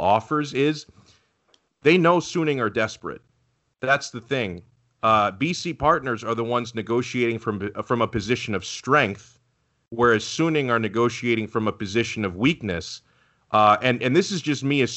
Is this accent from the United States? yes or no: yes; United States; as an American